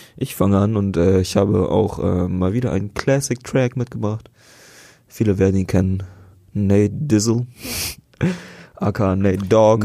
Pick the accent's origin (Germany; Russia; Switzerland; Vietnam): Vietnam; bei uns in Vietnam